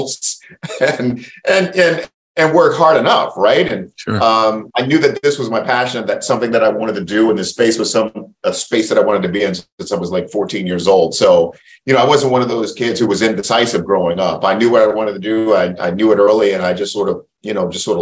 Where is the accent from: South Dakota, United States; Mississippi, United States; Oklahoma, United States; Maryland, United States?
Maryland, United States; Baltimore; I grew up as a transistor radio kid in Baltimore, Maryland. That's my hometown